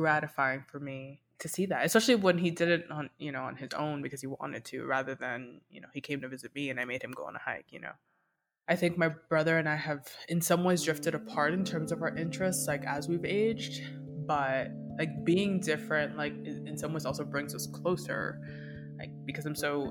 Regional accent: Miami, Florida, United States; moved away as an adult; now in Denver, United States; Miami is and will always be home for me

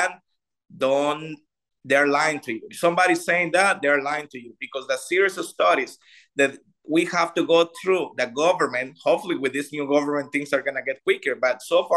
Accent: Costa Rica; English is a second language

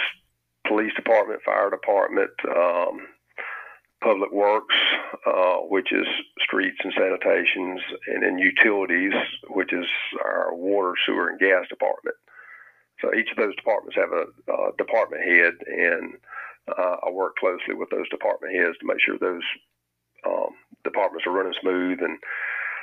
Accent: Millen, Georgia, United States; I was born in Millen and raised in Millen, graduated of the local school system, and came back to Millen after I graduated college

